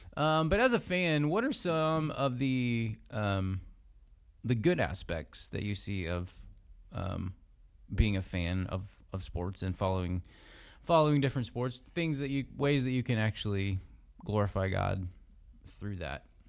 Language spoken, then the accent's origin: English; United States; a big part of our lives as American citizens, and the same is, is true for us as Christians living in this country.